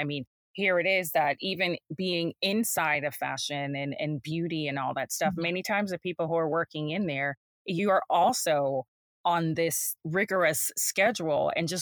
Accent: Jamaica; moved away; I'm from Jamaica. So I'm an immigrant, and growing up there, I was around the seamstress and the dressmakers and the tailors

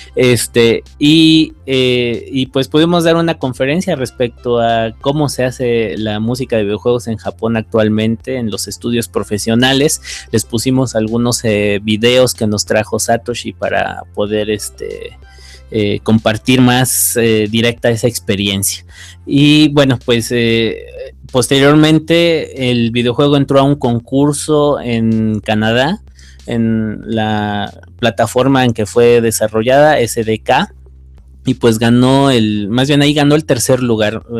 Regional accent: Mexico City, Mexico; moved away as an adult; now in Guanajuato, Mexico; Soy de la Ciudad de México, pero actualmente estoy radicando en el Bajío, en, Guanajuato.

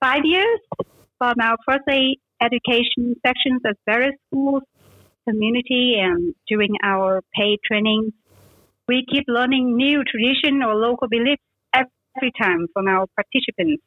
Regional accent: Vietnam; also born or lived in Australia; I grew up in Vietnam

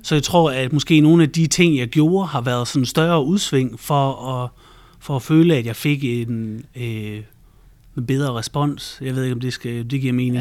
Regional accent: Central Jutland and Thy, Central Denmark Region, Denmark; also born or lived in Thy; jeg er vokset op i Midtjylland og Thy øh, primært, så det har jeg brugt en hel masse tid på landet.

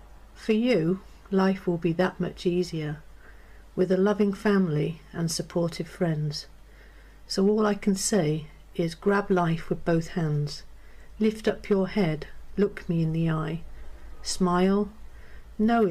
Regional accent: North Wales, United Kingdom; now in Hampshire, United Kingdom; I'm from North Wales, but now I live in Hampshire.

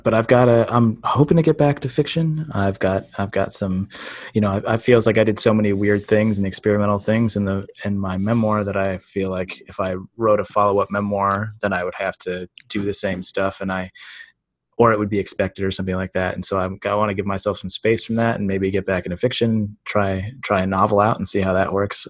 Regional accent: Midwest, United States; growing up in the Midwest as in a white town as a white kid

